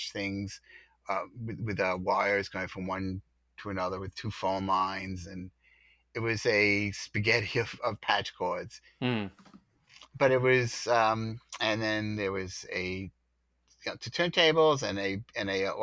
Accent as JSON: {"language": "English", "town": "Merrick", "region": "New York", "country": "United States", "tie": "born or raised there", "said": "Grew up in Merrick, Long Island"}